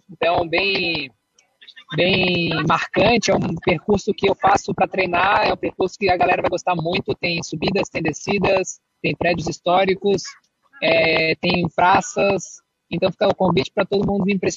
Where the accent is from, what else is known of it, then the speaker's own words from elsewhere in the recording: Florianópolis, Santa Catarina, Brazil; É alusiva ao aniversário da nossa cidade. Sou manezinho.